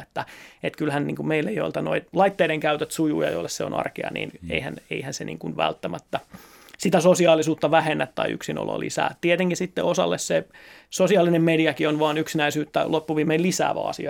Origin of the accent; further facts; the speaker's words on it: Seinäjoki, South Ostrobothnia, Finland; tulen Seinäjoelta